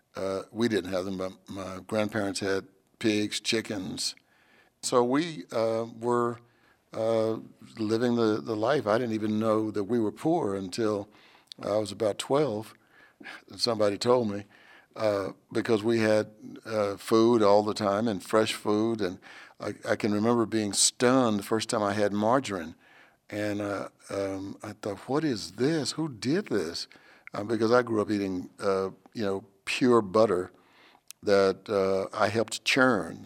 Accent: Texas, United States; I was born and raised in Texas

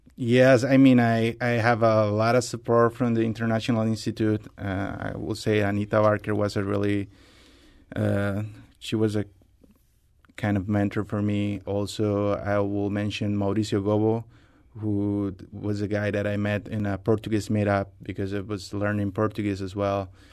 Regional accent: Costa Rica; moved away as an adult; now in United States; I'm from Costa Rica

